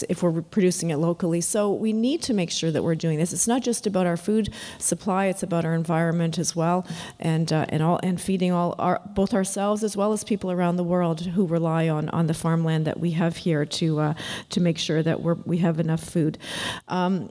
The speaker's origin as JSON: {"language": "English", "town": "London", "region": "Ontario", "country": "Canada", "tie": "born or raised there", "said": "I grew up in London, Ontario"}